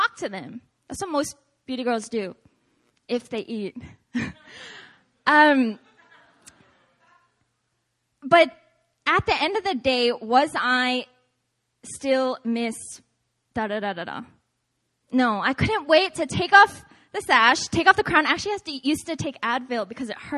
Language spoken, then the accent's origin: English; Seattle, Washington, United States; moved away; I'm from originally Seattle, Washington.